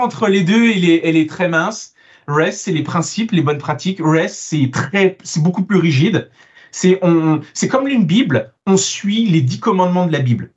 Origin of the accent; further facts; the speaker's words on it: France; also born or lived in Italy; now in Canada; je suis franco-italo-canadien, donc je suis italien, né en France et j'ai immigré au Canada et ça fait de moi maintenant un Canadien.